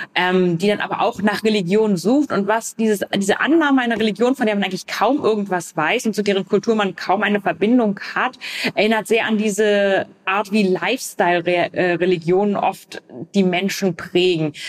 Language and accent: German; Vienna, Austria; in einem Bezirk, wo ich aufgewachsen bin, in Wien